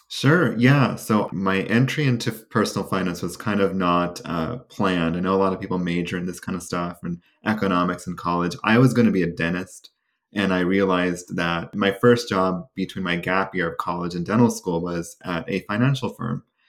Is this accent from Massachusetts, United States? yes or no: no; Sacramento, California, United States; my hometown. of Sacramento.